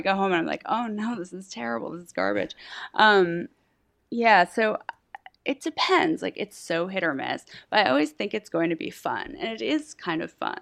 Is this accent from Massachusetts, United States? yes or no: yes; Massachusetts, United States; also born or lived in Philadelphia; now in New York, United States; I'm from Massachusetts